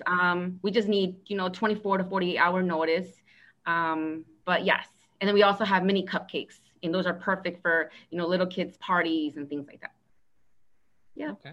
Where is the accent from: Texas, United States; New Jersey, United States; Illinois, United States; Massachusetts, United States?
Illinois, United States; Aurora; I was born and raised in Aurora, Illinois